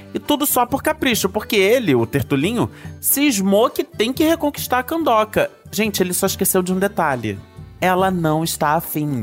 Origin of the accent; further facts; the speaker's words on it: Brazil; eu nunca saí do Brasil